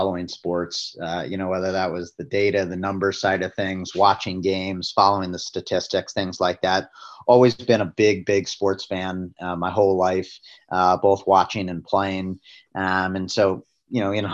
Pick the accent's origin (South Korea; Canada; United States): United States; Northern Virginia; moved away; I grew up back east in Northern Virginia